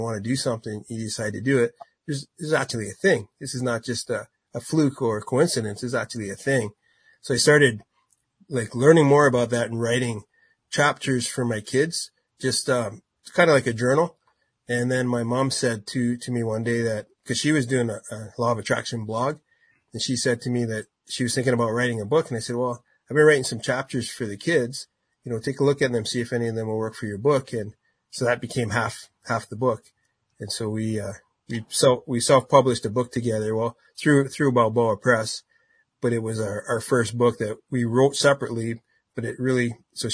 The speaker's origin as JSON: {"language": "English", "region": "Ontario", "country": "Canada", "said": "I'm from Canada. So we performed all over Southern Ontario."}